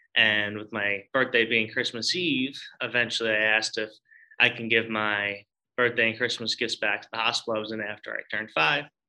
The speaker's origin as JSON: {"language": "English", "area": "Long Island", "region": "New York", "country": "United States", "said": "I'm originally from Long Island"}